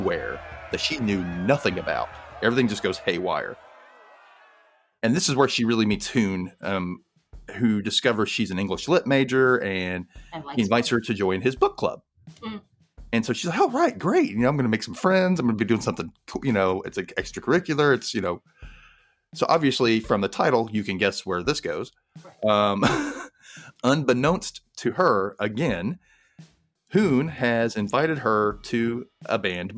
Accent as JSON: {"language": "English", "region": "Mississippi", "country": "United States", "tie": "born or raised there", "said": "I grew up in Mississippi, a gay kid in Mississippi."}